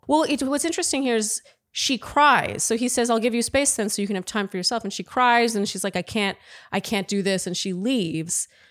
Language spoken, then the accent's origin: English; Canada; I'm too Canadian